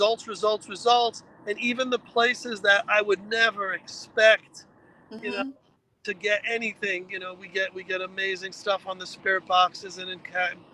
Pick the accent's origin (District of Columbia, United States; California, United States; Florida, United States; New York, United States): New York, United States; now in Connecticut, United States; I'm a Bronx guy. I was born in New York. So to me, Connecticut is still country